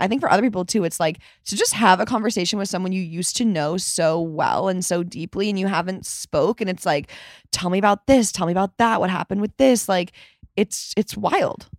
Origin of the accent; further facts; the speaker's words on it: Chicago, Illinois, United States; I was born in Chicago, my whole family's from Chicago